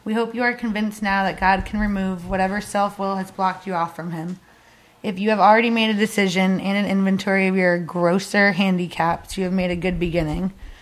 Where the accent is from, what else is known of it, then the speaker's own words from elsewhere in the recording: Barkhamsted, Connecticut, United States; moved away as an adult; also born or lived in Tennessee; I grew up in Connecticut